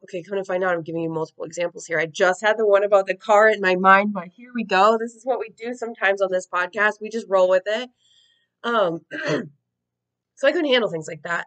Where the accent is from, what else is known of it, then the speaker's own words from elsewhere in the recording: United States; as an American who's I'm like in my 30s